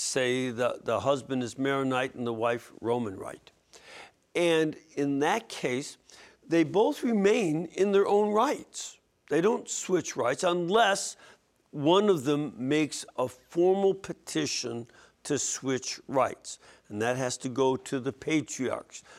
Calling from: Michigan, United States; I am calling from Michigan

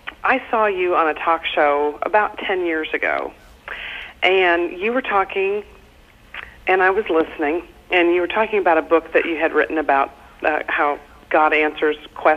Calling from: Indiana, United States; I'm calling from Indiana.

